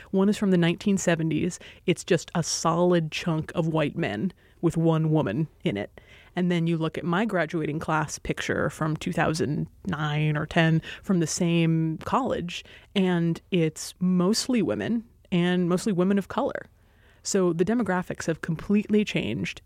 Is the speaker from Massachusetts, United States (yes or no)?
no; Hawaii, United States; moved away as an adult; I grew up in Hawaii